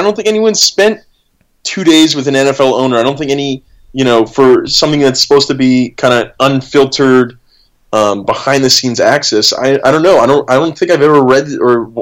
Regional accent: Midwest, United States; I grew up in the Midwest in the United States

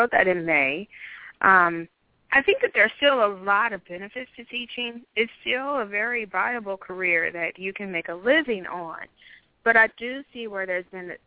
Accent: St. Louis, Missouri, United States; also born or lived in Hamburg, Germany; I was born in Hamburg, but we moved immediately back to the States once I was born. So, of course, I was the daughter of a military. We made our way back. I've been in St. Louis ever since

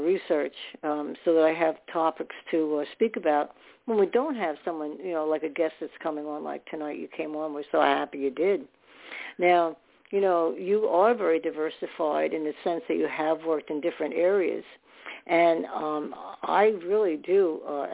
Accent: New York City, New York, United States; I was born in New York

